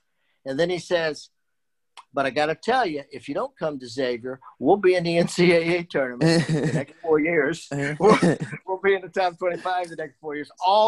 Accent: Dayton, Ohio, United States; And I'm from Dayton, and I had watched a lot of Derrick Brown because he went to Chaminade.

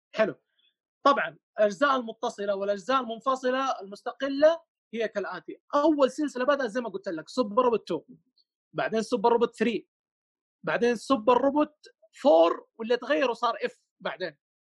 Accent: Mecca, Makkah Province, Saudi Arabia; عندنا في مكه هنا

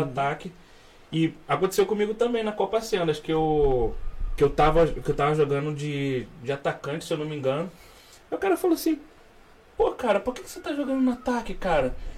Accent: Rio de Janeiro, Brazil; eu sou carioca, né? Nasci aqui no Rio.

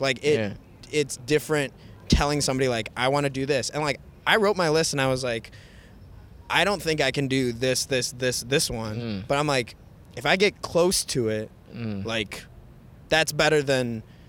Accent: 20 minutes south of Detroit, Michigan, United States; I'm not from Detroit.

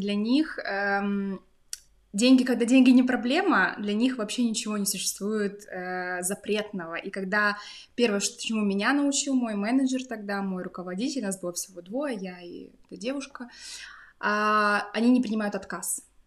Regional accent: Krasnoyarsk, Krasnoyarsk Krai, Russia; moved away as an adult; also born or lived in Saint Petersburg, Russia; now in Berlin, Germany; Я родом из Сибири, сибирячка Родилась э, в Красноярске

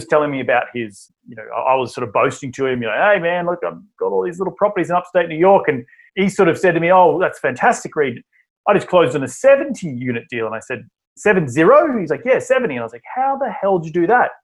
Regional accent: Australia; moved away as an adult; now in United States; originally from Australia, my deep southern accent, as I like to say, and I moved to the United States back in 2012

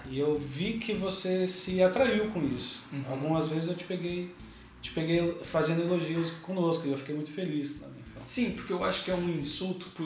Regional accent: São Paulo, Brazil; Eu vim de São Paulo que tem uma dinâmica de loucura, daquela, hum. o comércio nunca fecha, a cidade nunca dorme

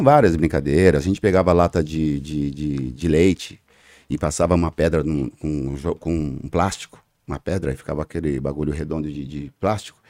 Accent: São Paulo, Brazil; Eu, eu sou da zona sul de São Paulo, da cidade Alemar, nasci na Vila Constância, que é ali é, na cidade Alemar, é, zona sul de São Paulo, e por incrível que pareça, é, dificilmente eu saí da zona sul de São Paulo

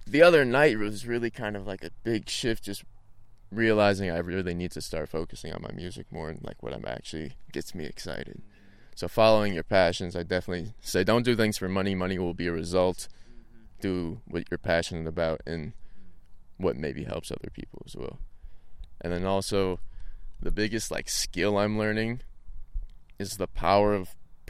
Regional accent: the Ozarks, Arkansas, United States; I'm from the Ozarks, Arkansas.

